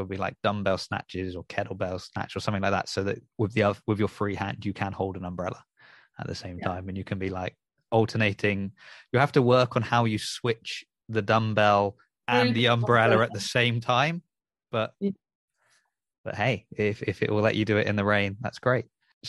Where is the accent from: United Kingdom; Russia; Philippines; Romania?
United Kingdom; Southampton, South East England; growing up in Southampton